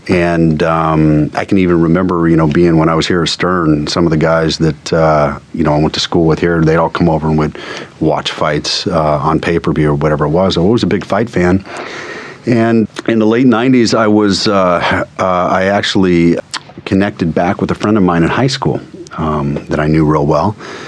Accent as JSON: {"language": "English", "town": "Las Vegas", "region": "Nevada", "country": "United States", "tie": "born or raised there", "also_born_or_lived": "San Diego / New York", "moved": "as an adult", "said": "I grew up in Las Vegas, born and raised."}